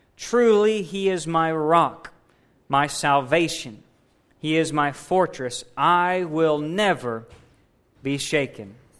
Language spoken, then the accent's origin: English; United States; We're American strong